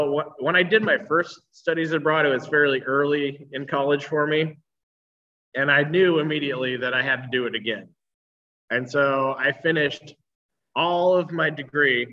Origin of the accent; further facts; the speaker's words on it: Troutdale, Oregon, United States; also born or lived in Reno, United States / Costa Rica; I grew up out here in Troutdale.